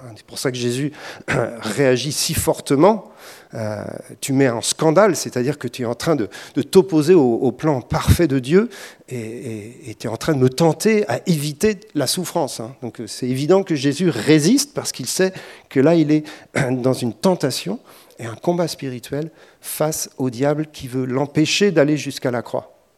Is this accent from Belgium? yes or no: no; France; on est français